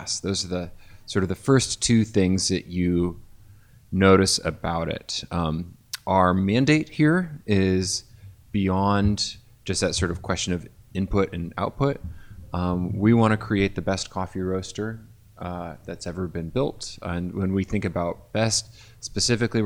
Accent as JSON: {"language": "English", "town": "Bloomington", "region": "Indiana", "country": "United States", "tie": "born or raised there", "said": "I worked for a cafe in my hometown of Bloomington, Indiana that roasted its own coffee"}